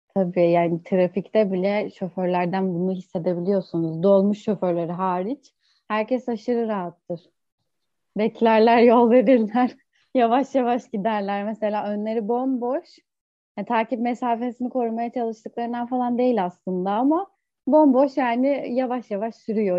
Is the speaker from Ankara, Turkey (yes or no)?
yes; Ankara, Turkey; moved away as an adult; now in İzmir, Turkey; Ankara doğumluyum ama 8 yıldır İzmir'de yaşıyorum. Üniversite için İzmir'e geldim